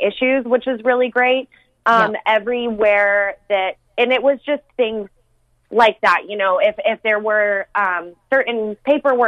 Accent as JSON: {"language": "English", "town": "Salt Lake City", "region": "Utah", "country": "United States", "tie": "born or raised there", "moved": "as an adult", "lives_now": "Los Angeles, United States", "said": "I am born and raised Salt Lake City, Utah. And I moved to Los Angeles a little over 6 years ago"}